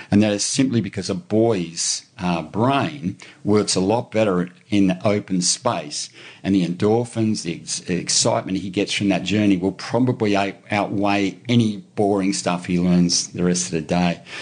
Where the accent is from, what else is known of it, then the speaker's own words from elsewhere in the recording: Brisbane, Queensland, Australia; I grew up in Brisbane, man.